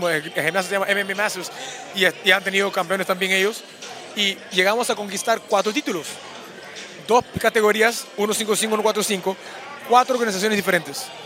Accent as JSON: {"language": "Spanish", "country": "Peru", "tie": "born or raised there", "moved": "yes", "lives_now": "United States", "said": "representando mi país, Perú, porque nací en Perú"}